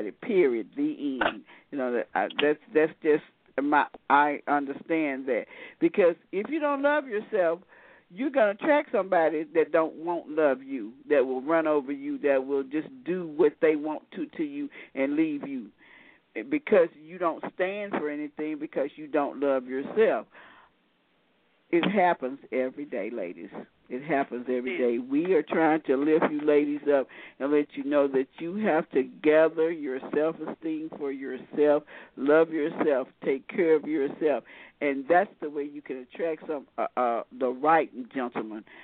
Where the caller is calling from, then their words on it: Shreveport, Louisiana, United States; from. I'm listening from Shreveport, Louisiana.